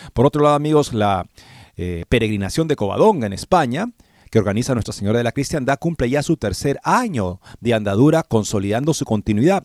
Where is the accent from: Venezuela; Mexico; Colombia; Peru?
Peru; moved away as an adult; also born or lived in Denton, Texas; Yo terminé la escuela secundaria y me crié en el Perú